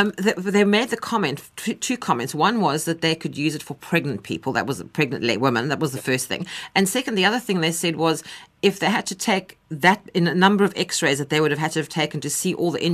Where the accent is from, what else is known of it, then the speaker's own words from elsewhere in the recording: South Africa; I was terribly proud to be South African